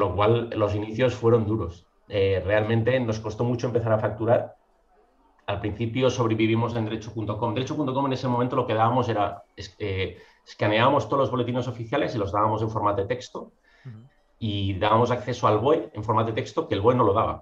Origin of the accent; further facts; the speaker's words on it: Mataró, Catalonia, Spain; also born or lived in Madrid; yo soy de Mataró, me estoy al lado de Barcelona